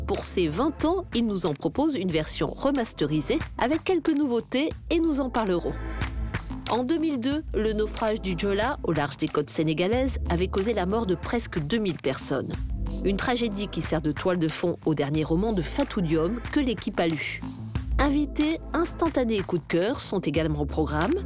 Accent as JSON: {"language": "French", "country": "Canada", "said": "chez nous, au Canada"}